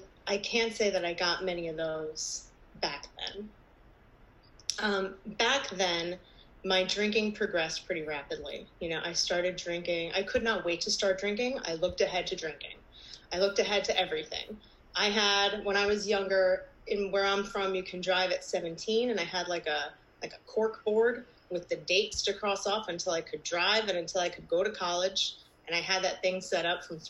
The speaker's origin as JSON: {"language": "English", "region": "New Jersey", "country": "United States", "said": "I'm from New Jersey"}